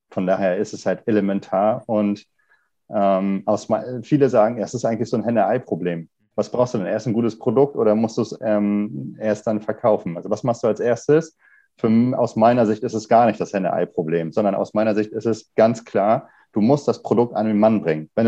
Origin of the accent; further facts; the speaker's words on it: Kiel, Schleswig-Holstein, Germany; Ich komme auch ursprünglich ein, äh, aus Kiel, und bin hier zur Schule gegangen, habe hier Mechatronik studiert